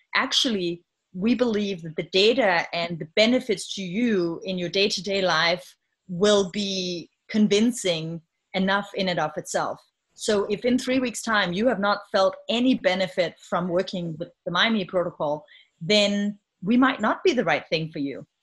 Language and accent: English; Denmark; moved away as an adult; now in United States; I'm from Denmark so um, having grown up in a country where there's a safety net